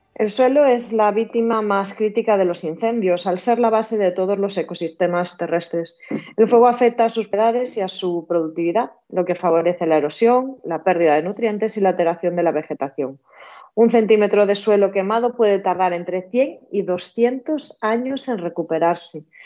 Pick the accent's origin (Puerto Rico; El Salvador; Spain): Spain; Galicia; Como gallega